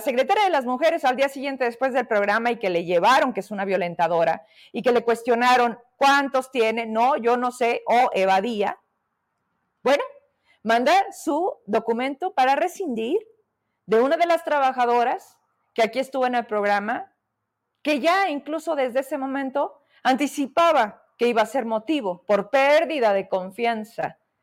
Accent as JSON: {"language": "Spanish", "town": "Fresnillo", "region": "Zacatecas", "country": "Mexico", "said": "yo soy de allá de Fresnillo"}